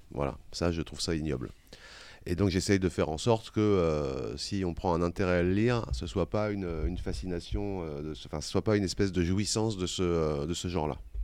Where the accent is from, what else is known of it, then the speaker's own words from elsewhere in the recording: Vitry-sur-Seine, Île-de-France, France; moved away as an adult; also born or lived in Paris; now in Corsica, France; je suis né à Paris. J'ai, j'ai, je suis resté à Vitry-sur-Seine jusqu'à, jusqu'à l'âge de vingt ans, avant de revenir, euh, m'installer ici